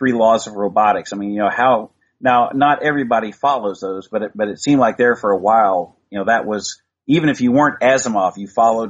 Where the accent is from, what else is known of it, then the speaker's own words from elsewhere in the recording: Midwest, United States; where I grew up in the Midwest, we had our one network on TV. We could watch NBC. We could get two radio stations